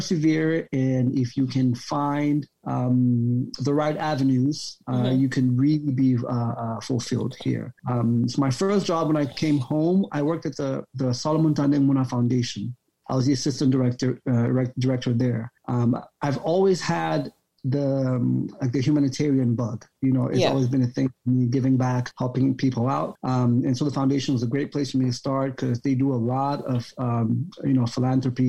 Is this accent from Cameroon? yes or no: yes; Cameroon; also born or lived in Yaoundé, Cameroon / Bamenda, Cameroon / Ohio, United States; I was born and raised here in Cameroon, primary school in Yaoundé, secondary school in Bamenda